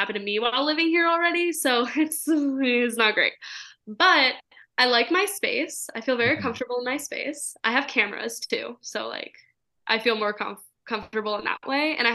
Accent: Portland, Oregon, United States; moved away as an adult; also born or lived in California; now in Las Vegas, United States; I grew up in Portland

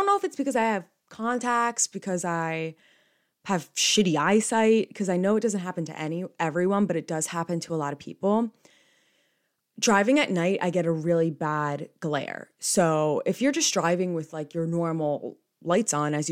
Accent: New Jersey, United States; I'm from New Jersey

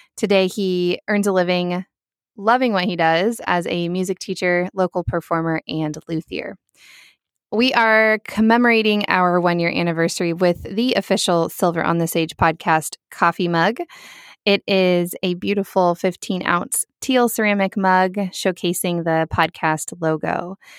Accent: Lincoln, Nebraska, United States; moved away; from Lincoln, Nebraska, my hometown

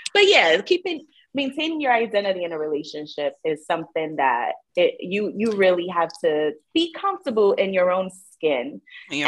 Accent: New York City, New York, United States; I'm from the Bronx.

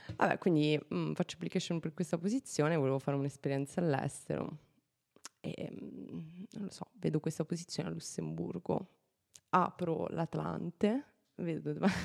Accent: Policoro, Basilicata, Italy; now in Luxembourg; io vengo da da Policoro, che è un paese in provincia di Matera

